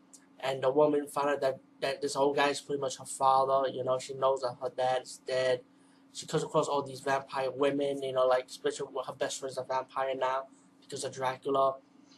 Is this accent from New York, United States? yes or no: yes; Bronx, New York, United States; let me say I'm from the East Coast, from the Bronx of New York, and I just want to say I hope everyone's staying safe from this hurricane.